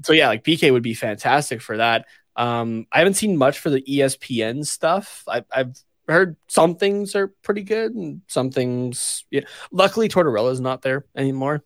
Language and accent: English; Canada; as a Canadian like, growing up